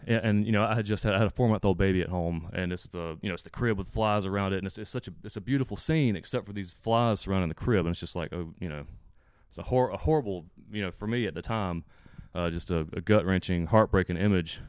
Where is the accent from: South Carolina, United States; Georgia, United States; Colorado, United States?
Georgia, United States; South; I live in South Georgia.